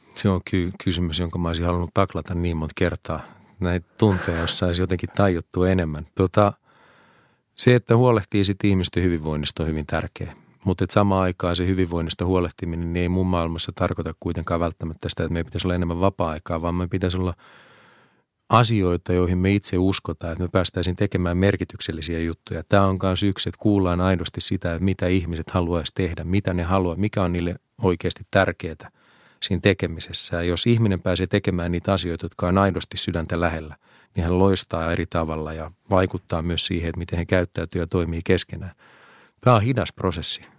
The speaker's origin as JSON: {"language": "Finnish", "town": "Helsinki", "region": "Uusimaa", "country": "Finland", "tie": "born or raised there", "said": "mä oon todella ylpeä kotikaupungistani"}